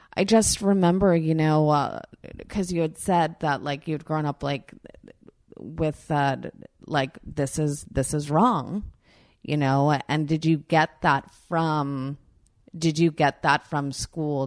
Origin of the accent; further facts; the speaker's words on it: Long Island, New York, United States; I grew up in New York in Long Island.